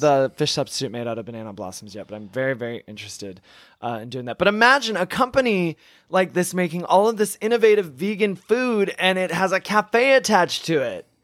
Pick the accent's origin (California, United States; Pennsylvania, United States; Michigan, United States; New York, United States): Michigan, United States; moved away; I'm from Michigan originally